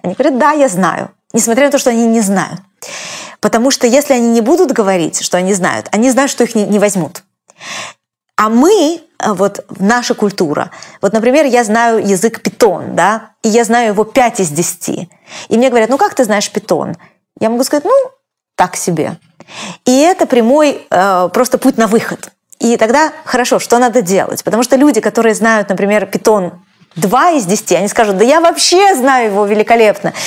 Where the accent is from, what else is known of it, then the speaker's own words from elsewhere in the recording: Russia; now in United States; я из России